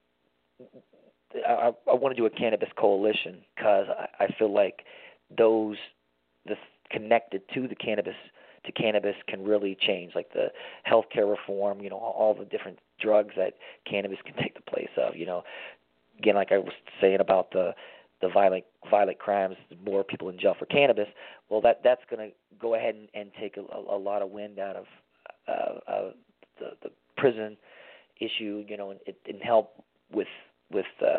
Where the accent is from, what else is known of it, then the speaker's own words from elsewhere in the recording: Tennessee, United States; moved away; also born or lived in Miami; I grew up in Tennessee, my dad being a preacher